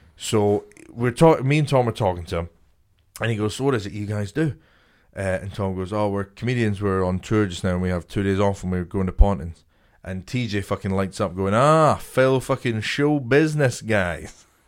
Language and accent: English; a small town near Edinburgh, Scotland, United Kingdom; I'm from Scotland, this little town, like, twenty minutes outside of Edinburgh.